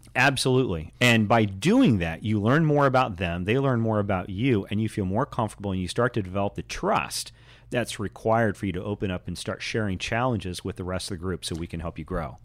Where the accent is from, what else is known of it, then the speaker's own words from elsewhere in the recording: Indianapolis, Indiana, United States; I grew up in Indianapolis